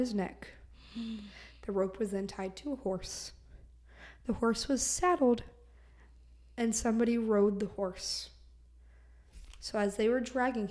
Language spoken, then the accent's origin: English; Florida, United States; We are Florida natives because we were born and raised in Florida